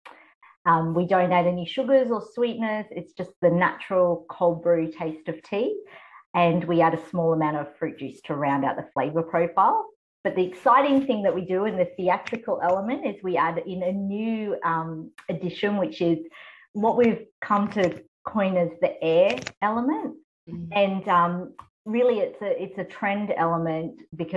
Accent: Australia; also born or lived in Taiwan / United Kingdom; I am actually an Australian, a Taiwanese Australian adoptee. So my parents are of a Western background

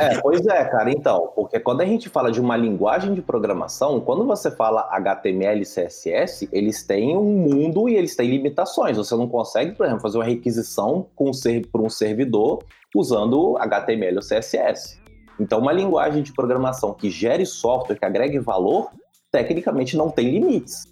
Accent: Vila Velha, Espírito Santo, Brazil; sou de Vila Velha, Espírito Santo

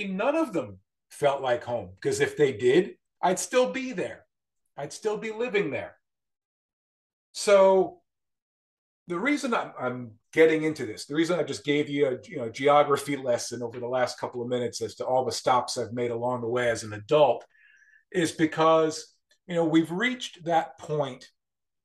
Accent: Westchester County, New York, United States; moved away as an adult; also born or lived in Corning, New York / Savannah, Georgia / Erie, Pennsylvania; now in Wilmington, United States; I grew up in Westchester County, New York, suburban New York City, and lived there until I was about 24 years old

